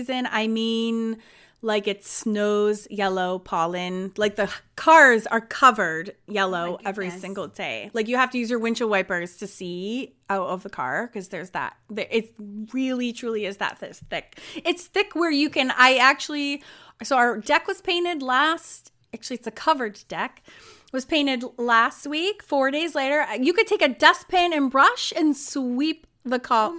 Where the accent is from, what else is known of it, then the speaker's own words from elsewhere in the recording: New England, United States; now in North Carolina, United States; I grew up in New England